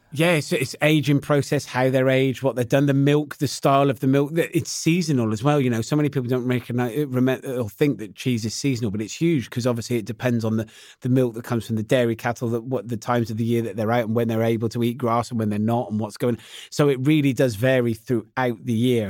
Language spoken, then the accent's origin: English; West Country, South West England, United Kingdom; I'm from the West Country, not far from Cheddar Gorge